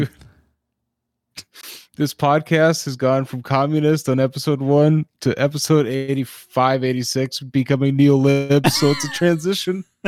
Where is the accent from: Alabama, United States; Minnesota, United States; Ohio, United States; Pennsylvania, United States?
Minnesota, United States; we're from Minnesota